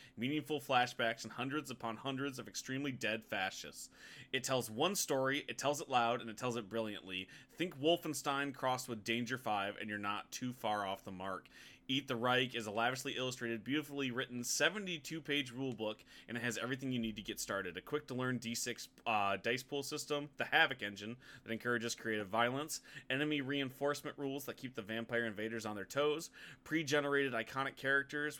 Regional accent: United States; I'm American

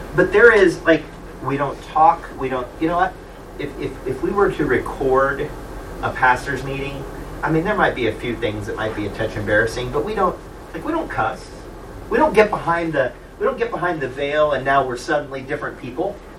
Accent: Kansas City, Missouri, United States; it's my hometown

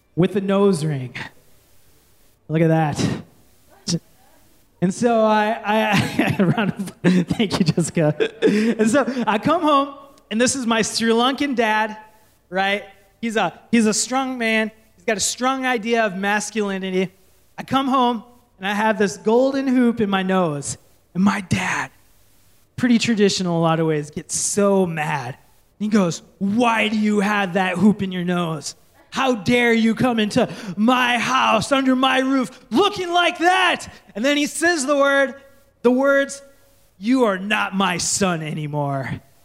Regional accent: Minnesota, United States; moved away; I grew up in Minnesota, so I say candy bags.

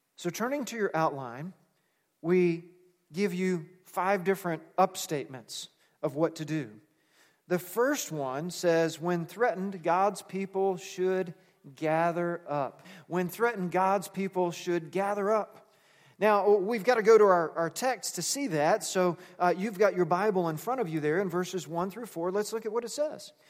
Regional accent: United States; we're American

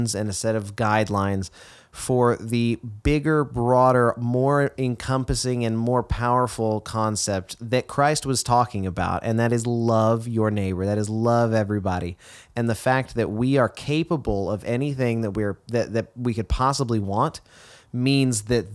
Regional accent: Texas, United States; growing up in Texas

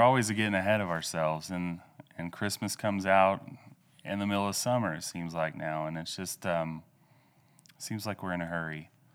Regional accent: Ralston, Oklahoma, United States; moved away as an adult; also born or lived in Louisiana; now in Enid, United States; I'm originally from Oklahoma. I grew up, uh, west of Ralston in Osage County

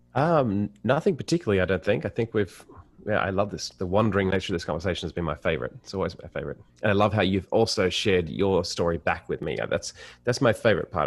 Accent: Sydney, New South Wales, Australia; as an Australian

